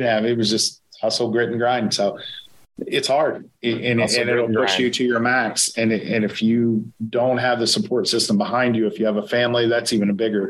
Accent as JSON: {"language": "English", "region": "Ohio", "country": "United States", "said": "You know, we're from Ohio."}